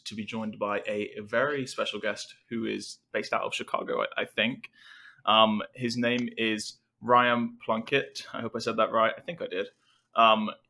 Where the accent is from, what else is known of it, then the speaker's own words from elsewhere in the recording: England, United Kingdom; as an English person